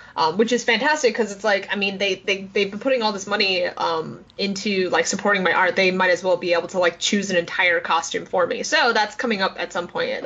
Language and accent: English; New York City, New York, United States; growing up in New York City